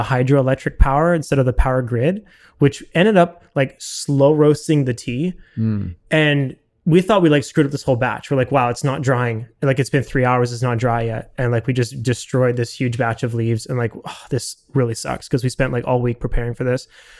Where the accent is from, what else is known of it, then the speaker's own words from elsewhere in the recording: Vancouver, British Columbia, Canada; I'm from Vancouver and wanted to do a master's and just upgrade my education. And I had a French passport